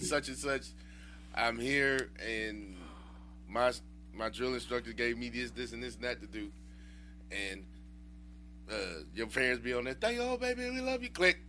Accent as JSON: {"language": "English", "town": "Houston", "region": "Texas", "country": "United States", "said": "I'm from Houston."}